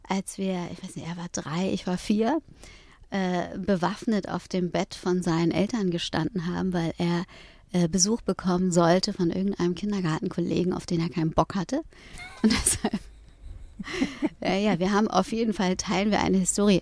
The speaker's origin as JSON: {"language": "German", "region": "Hamburg", "country": "Germany", "tie": "born or raised there", "moved": "as an adult", "lives_now": "Berlin, Germany", "said": "aufgewachsen bin ich äh, in Eppendorf"}